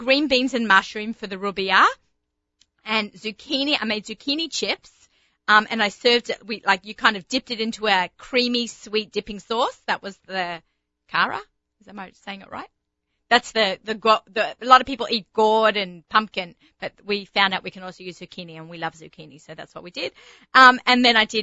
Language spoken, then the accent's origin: English; Sydney, New South Wales, Australia; accent: Australian; moved away; I'm from Bondi